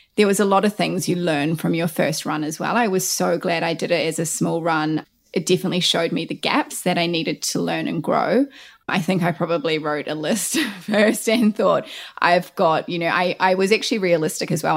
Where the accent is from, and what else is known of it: New Zealand; born or raised there; also born or lived in Christchurch